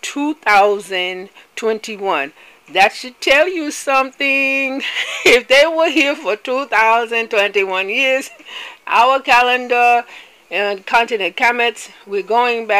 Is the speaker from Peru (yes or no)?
no; Nigeria; I'm from Biafra